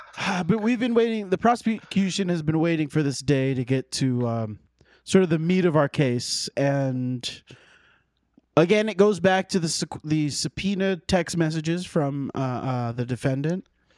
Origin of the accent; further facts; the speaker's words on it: United Kingdom; Aubergine emoji. I'm British.